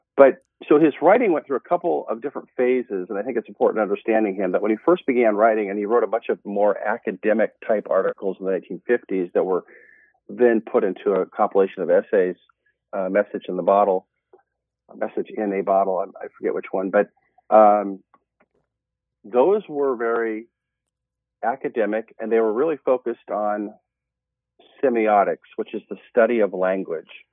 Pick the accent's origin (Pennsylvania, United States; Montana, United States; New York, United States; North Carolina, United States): Montana, United States; moved away as an adult; also born or lived in Oregon; now in Eugene, United States; I was originally born and raised in Montana